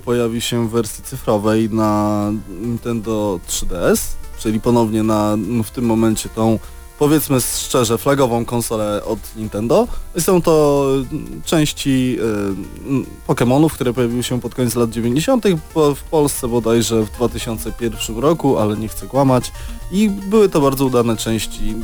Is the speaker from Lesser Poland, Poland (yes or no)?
no; Lublin, Lublin Voivodeship, Poland; jesteśmy z Lublina